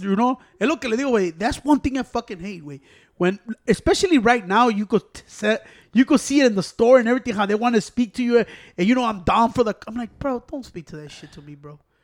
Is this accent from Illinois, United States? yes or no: yes; Chicago, Illinois, United States; I'm from Chicago